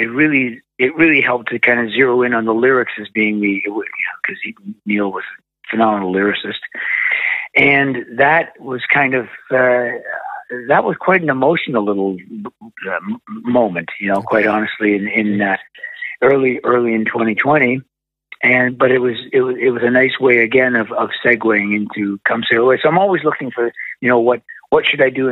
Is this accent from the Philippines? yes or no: no; Canada; my records were only released in Canada because, you know, you can hear from my outrageous accent, that's where I'm from.